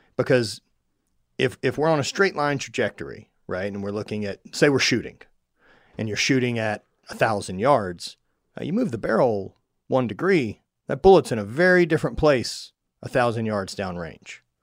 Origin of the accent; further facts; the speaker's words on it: Louisiana, United States; I grew up in Louisiana, like hunting alligators